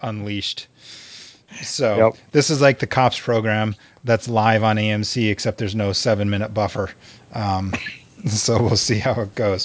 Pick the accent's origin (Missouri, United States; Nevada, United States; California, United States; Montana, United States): Montana, United States; some of my you know Montana brethren